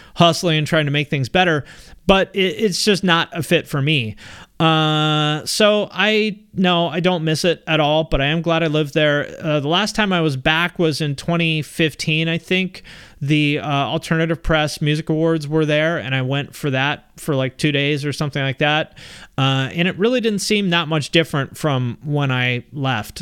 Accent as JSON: {"language": "English", "town": "Seattle", "region": "Washington", "country": "United States", "tie": "born or raised there", "also_born_or_lived": "Cleveland", "said": "I grew up in the Seattle area"}